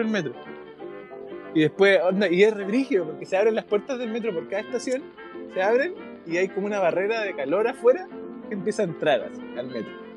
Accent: Antofagasta, Chile; moved away as an adult; now in Japan; yo soy, soy de Antofagasta

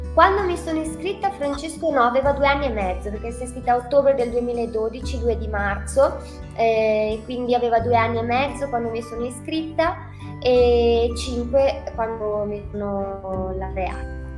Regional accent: Trentino-Alto Adige, Italy; non è solo tutte e due dall'Alto Adige

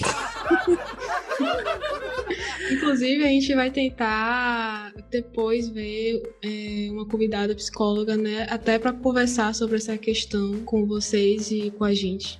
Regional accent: Salvador, Bahia, Brazil; now in Portugal; Eu sou baiana de Salvador, porém atualmente estou morando em Portugal.

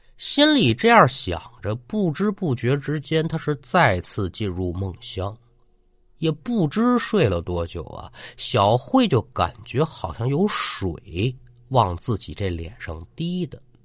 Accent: China; 也做了三十多年中国人了

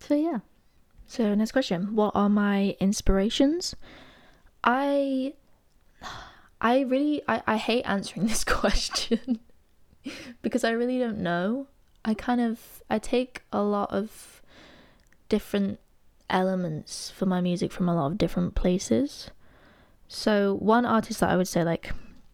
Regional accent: Derby, East Midlands, United Kingdom; moved away as an adult; now in Nottingham, United Kingdom; I'm originally from Derby, but I moved to Notts for uni

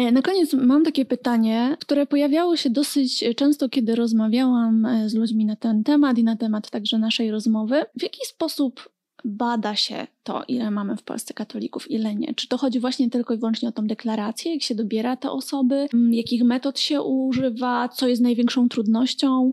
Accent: Silesian Voivodeship, Poland; sama sam pochodzę z województwa śląskiego i miałam e, taką opcję jakoś bycia ministrantką

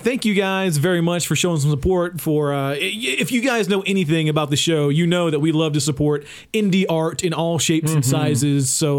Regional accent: Tennessee, United States; they wanted us to have a podcast because we're from Tennessee called the Backwoods Podcast.

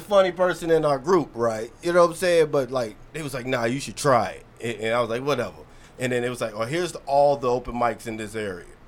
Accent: Kentucky, United States; now in DMV area, United States; I'm a comic in uh, the DMV area. I'm not from this motherfucker though. I am from Kentucky.

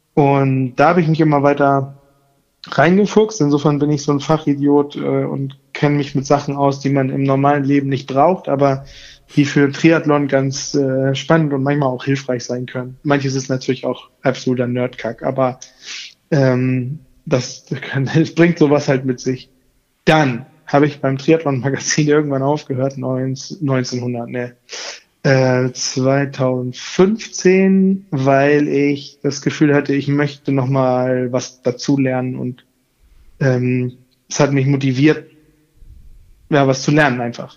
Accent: Hamburg, Germany; also born or lived in Koblenz; Ich bin in Hamburg geboren und äh, in der Gegend immer aufgewachsen

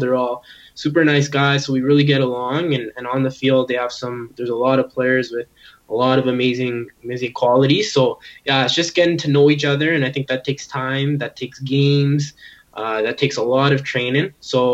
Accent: Edmonton, Alberta, Canada; moved away as an adult; now in Ottawa, Canada; representing my hometown

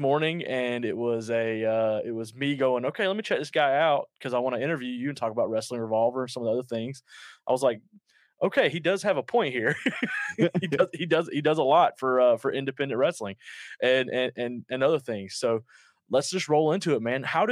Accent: Georgia, United States; accent: Southern; I'm based out of the South in Georgia. If you can't mm-hmm. tell from my accent, we are based out of Georgia.

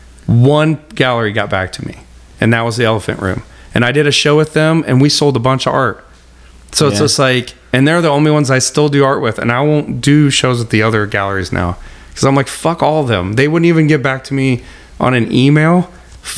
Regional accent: Litchfield, Illinois, United States; I'm from Litchfield.

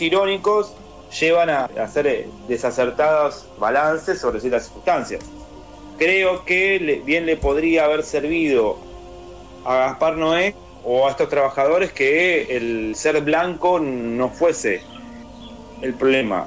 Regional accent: Argentina; acá en Argentina lo tenemos

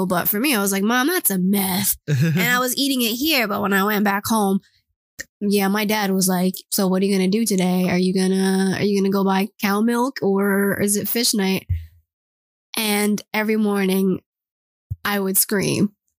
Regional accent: United States; I don't tell people I'm from the U.S. sometimes.

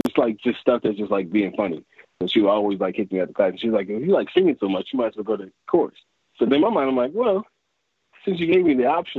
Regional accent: Fredericksburg, Virginia, United States; also born or lived in Washington, D.C. / Upper Marlboro, Maryland; Fredericksburg, Virginia. So really the DMV area. So I was born in D.C. Then I moved to Maryland, Upper Marlboro, Maryland. And then I moved down to Fredericksburg.

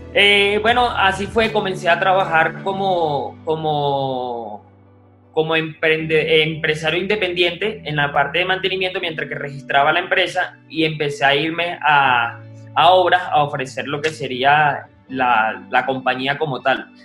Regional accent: Guarenas, Miranda, Venezuela; moved away as an adult; now in Bogotá, Colombia; En Venezuela vivía en Las Clavellinas, o sea, en Guarena, en un sector urbano bastante complejo.

